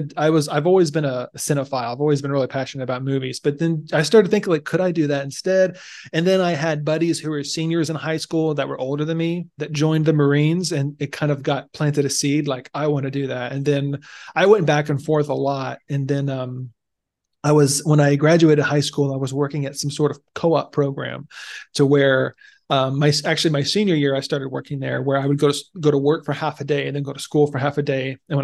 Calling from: Kailua, Hawaii, United States; Yeah, so today you are hearing me from Kailua, Hawaii, which is nice. On the island of Oahu, same island as Honolulu, for those that aren't familiar with.

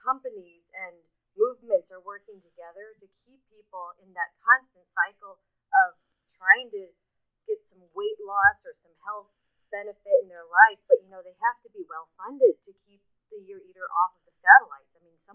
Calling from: Baltimore, Maryland, United States; from Baltimore, Maryland.

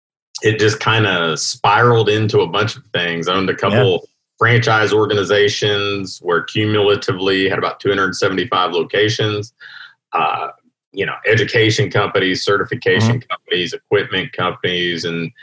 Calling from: Louisville, Kentucky, United States; I am in Louisville, Kentucky. So here in, I guess, the heart of the country

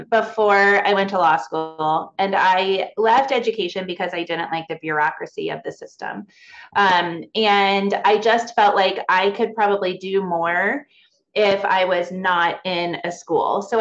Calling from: Kentucky, United States; I'm near Cincinnati. Um, I am a special education attorney and I'm licensed in Kentucky and Ohio.

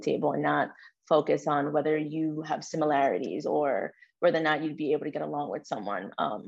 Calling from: New York City, New York, United States; I am calling in from New York City. I'm currently in Manhattan, but I reside in Brooklyn, New York

